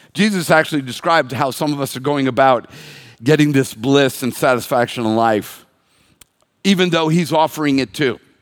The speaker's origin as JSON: {"language": "English", "country": "United States"}